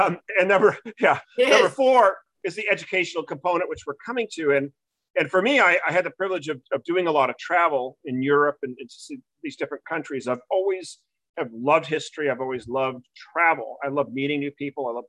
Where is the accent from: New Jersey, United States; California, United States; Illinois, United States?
California, United States; Newport Beach; also born or lived in New England; I'm originally from Newport Beach, California. So I'm a Southern guy. I was back East 16 years in New England for school.